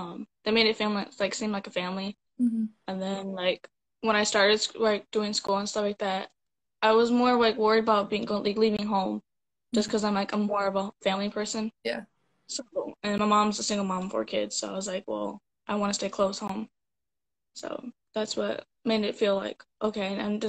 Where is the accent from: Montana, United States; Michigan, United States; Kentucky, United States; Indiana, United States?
Indiana, United States; South Bend; South Bend, Indiana.